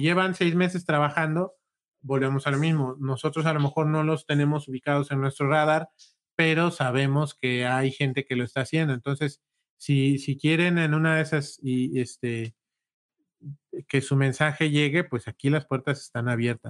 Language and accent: Spanish; Huajuapan de León, Oaxaca, Mexico; nosotros somos de Guajuapan